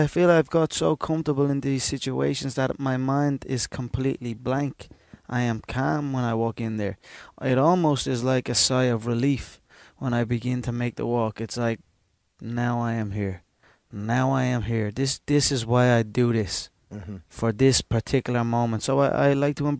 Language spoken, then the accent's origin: English; Ireland; we as Irish, we get behind our people